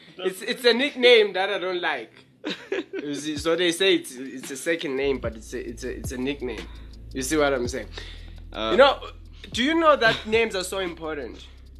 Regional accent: Johannesburg, Gauteng, South Africa; I'm from Southfields

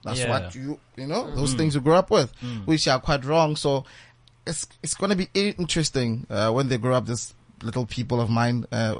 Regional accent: Bloemfontein, Free State, South Africa; Because I'm from the Free State. So Bloemfontein to be specific

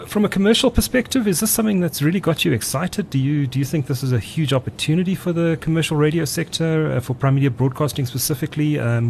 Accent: KwaZulu-Natal, South Africa; I grew up in KwaZulu-Natal

